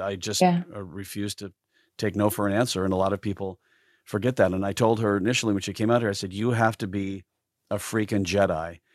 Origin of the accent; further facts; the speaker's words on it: South Dakota, United States; moved away; growing up in South Dakota as a as a creative uh, person is uh, rather tough